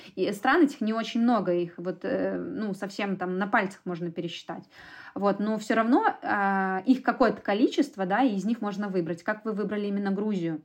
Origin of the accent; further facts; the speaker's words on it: Minsk, Belarus; Я родилась в Минске, всю жизнь прожила в Минске